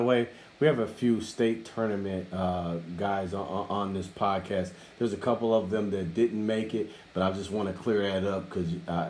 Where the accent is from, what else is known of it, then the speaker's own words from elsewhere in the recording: Kenosha, Wisconsin, United States; we're from Kenosha